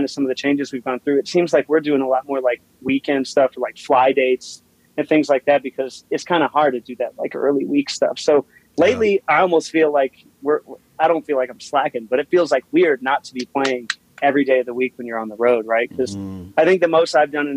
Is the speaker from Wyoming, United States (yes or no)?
yes; Cheyenne, Wyoming, United States; also born or lived in St. Louis, Missouri / Denver, Colorado; I grew up in Wyoming. I was born in St. Louis, and when I was about 5 or 6, we moved out to Wyoming.